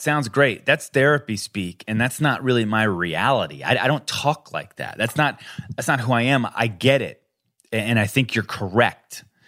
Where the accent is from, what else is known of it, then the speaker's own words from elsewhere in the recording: Colorado, United States; I grew up I grew up in Colorado